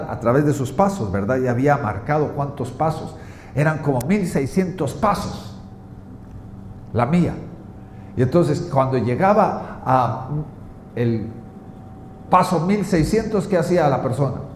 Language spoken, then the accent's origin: Spanish; Guatemala; en mi tierra, Guatemala, la palabra sencillo significa el vuelto.